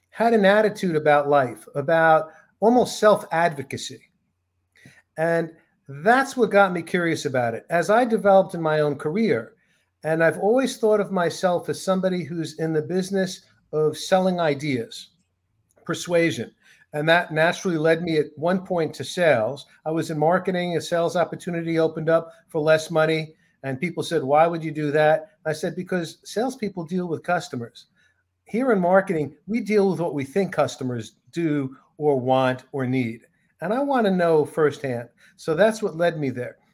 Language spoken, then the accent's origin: English; New York City, New York, United States; I grew up in New York City